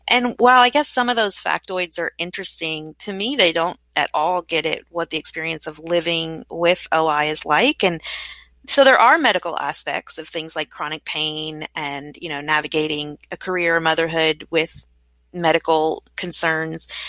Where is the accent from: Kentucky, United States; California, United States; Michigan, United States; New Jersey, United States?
Kentucky, United States; Frankfort; I was born in Frankfort, Kentucky